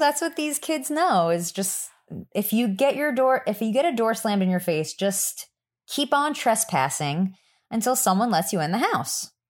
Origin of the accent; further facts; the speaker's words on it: New Jersey, United States; I am from New Jersey